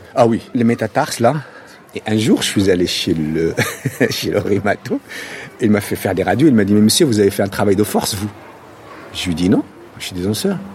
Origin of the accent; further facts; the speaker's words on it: Casablanca, Casablanca-Settat, Morocco; French is a second language; also born or lived in Paris; now in France; quand j'étais petit, Casablanca, mais c'était le rêve